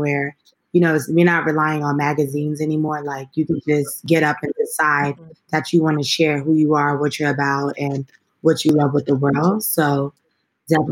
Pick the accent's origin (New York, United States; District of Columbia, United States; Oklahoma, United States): New York, United States; New York City; I'm from Brooklyn